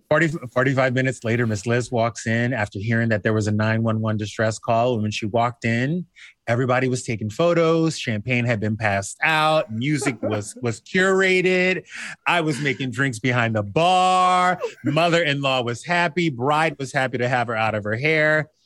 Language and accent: English; the South, United States; I grew up in the South